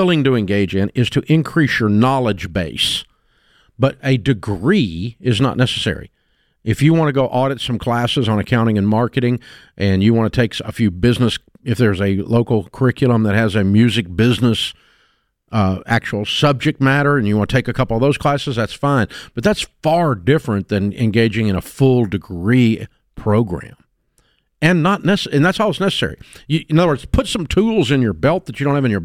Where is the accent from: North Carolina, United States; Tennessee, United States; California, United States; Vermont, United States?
Tennessee, United States; Nashville; I grew up in Nashville